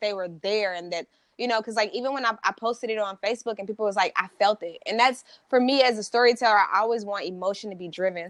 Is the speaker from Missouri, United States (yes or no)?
yes; St. Louis, Missouri, United States; now in California, United States; I'm originally from Saint Louis, Missouri